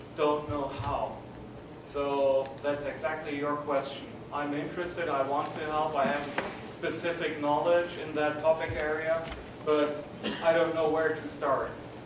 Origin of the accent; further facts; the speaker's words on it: Germany; I come from Germany